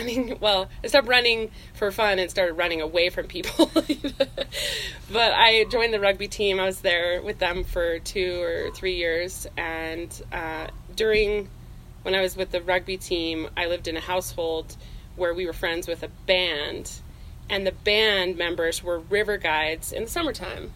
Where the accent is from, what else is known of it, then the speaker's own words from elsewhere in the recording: Tremonton, Utah, United States; I am born and raised in Utah, so native Utahn. I grew up in northern Utah, up by Tremonton